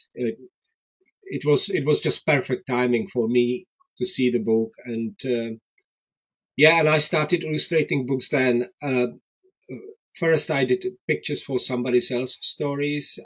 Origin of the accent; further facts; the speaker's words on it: Czechia; English is a second language; moved away as an adult; also born or lived in Prague; now in Worcester, United Kingdom; I was born in Czechoslovakia in 1967